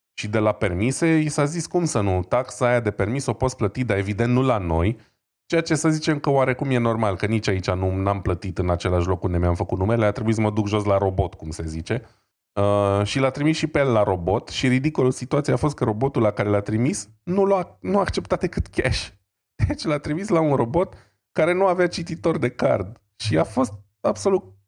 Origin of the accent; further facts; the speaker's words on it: Brașov, Brașov County, Romania; noi suntem din Brașov